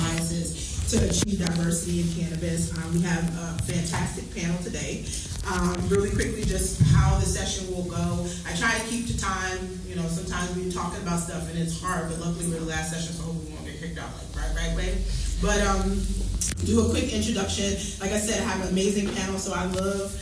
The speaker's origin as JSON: {"language": "English", "town": "New York City", "region": "New York", "country": "United States", "said": "I'm originally from Brooklyn, New York. Grew up in the war on drugs"}